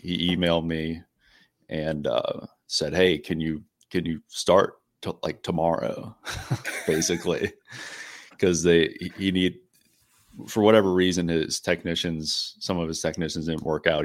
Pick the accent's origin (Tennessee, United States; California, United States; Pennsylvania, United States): Pennsylvania, United States; Pittsburgh; I'm from the Pittsburgh area